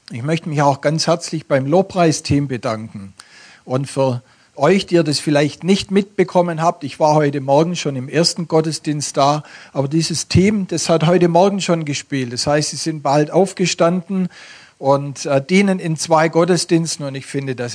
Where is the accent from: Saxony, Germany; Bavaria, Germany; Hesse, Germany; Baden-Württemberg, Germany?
Baden-Württemberg, Germany; accent: Swabian; Ich komme aus dem Stuttgarter Raum und bringe euch den schönsten Dialekt Deutschlands mit.